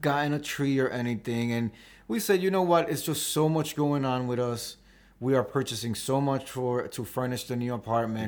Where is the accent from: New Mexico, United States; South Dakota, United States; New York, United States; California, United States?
New York, United States; New York City; I was born in Washington Heights